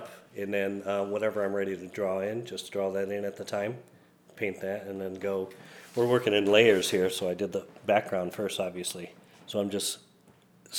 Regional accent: Belvidere, Illinois, United States; I'm from Belvedere

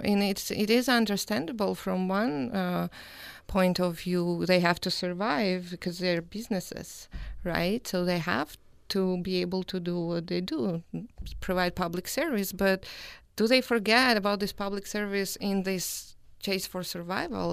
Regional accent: Georgia; moved away as an adult; also born or lived in Louisiana, United States / Utah, United States; now in Logan, United States; I'm originally from Georgia, the country, and I've been in the United States since two thousand eleven

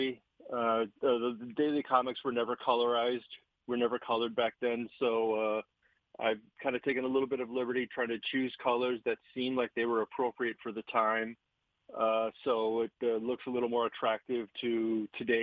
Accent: Milwaukee, Wisconsin, United States; I grew up in Milwaukee, Wisconsin

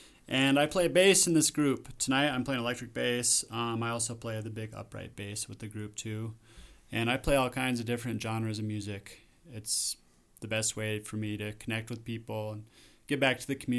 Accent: Glenwood Springs, Colorado, United States; I am from Glenwood Springs, Colorado. I was born and raised there, and I reside there now. It's just over the hill from here, about an hour and a half away or so.

